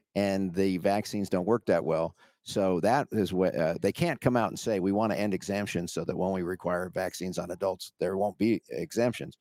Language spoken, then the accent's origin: English; Washington, United States; also born or lived in California; I moved from California to Washington